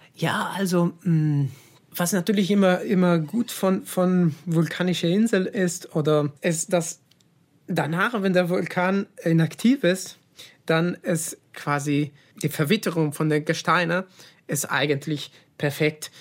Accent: Italy; German is a second language; moved away; als Italiener

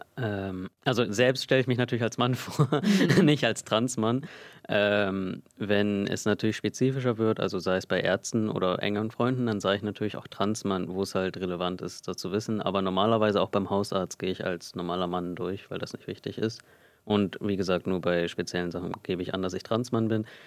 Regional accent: Germany; Also ich bin hier geboren in Deutschland. Meine Eltern sind 1995 hierher gekommen, sind beide aus Indien, streng kulturell aufgewachsen und ich bin hier mit meinem Bruder in Deutschland groß groß geworden

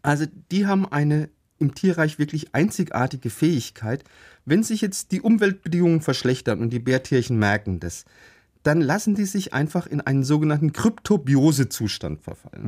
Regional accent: Karlsruhe, Baden-Württemberg, Germany; aus meiner Heimatstadt, aus Karlsruhe

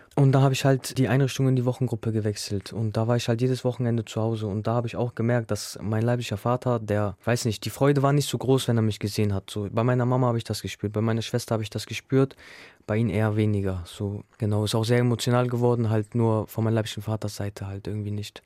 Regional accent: Bremen, Germany; Also ich bin in Gröpeling aufgewachsen

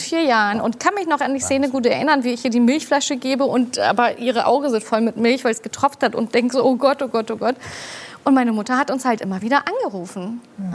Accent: Hamburg, Germany; Ich bin in Hamburg geboren und aufgewachsen, direkt auch in St. Pauli

